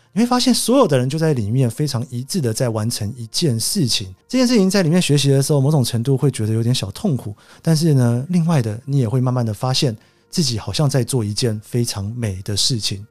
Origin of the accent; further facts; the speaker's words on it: Taiwan; moved away as an adult; also born or lived in Japan / United States; 其实我就土生土长的台湾人嘛，在日本前前后后待了七年多， 美国也待了七年多